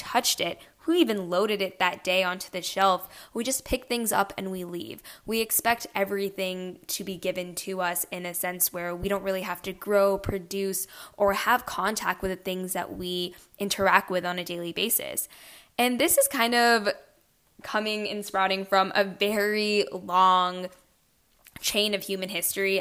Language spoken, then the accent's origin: English; United States; my grandparents were pretty well off in India, and of course, I was from America